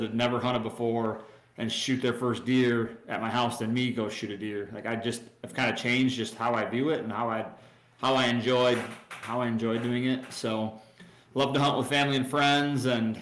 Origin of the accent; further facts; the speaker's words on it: Wisconsin, United States; I grew up in a small town in Wisconsin